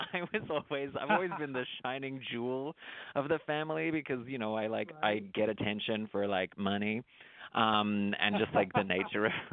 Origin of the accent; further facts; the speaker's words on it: Traralgon, Victoria, Australia; accent: Australian; moved away as an adult; now in United States; I grew up in a little country town outside of Melbourne, Australia. It's called Turralgon